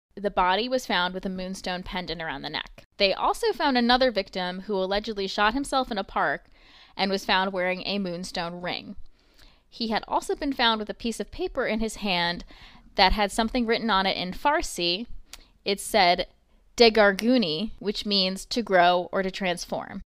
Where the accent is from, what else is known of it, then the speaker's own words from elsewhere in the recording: New York, United States; I'm from New York